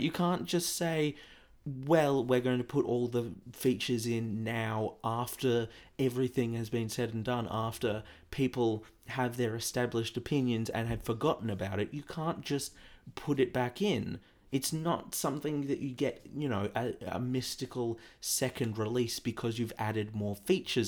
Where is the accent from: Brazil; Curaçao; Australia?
Australia; I'm an Aussie